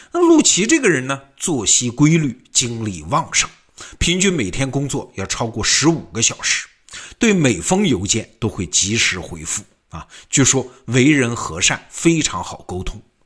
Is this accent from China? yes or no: yes; China; 我们中国人很熟悉的嘛，劝和不劝散